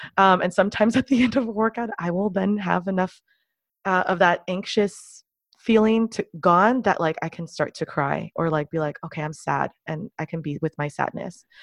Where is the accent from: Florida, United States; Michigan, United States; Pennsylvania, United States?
Florida, United States; Miami; I grew up mostly, almost entirely in the United States, and I've spent most of my life in the city of Miami, Florida